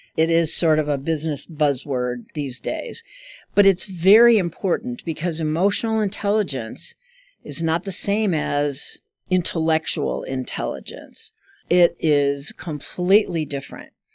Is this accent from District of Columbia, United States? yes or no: no; Chicago, Illinois, United States; moved away as an adult; now in Omaha, United States; I grew up in Chicago.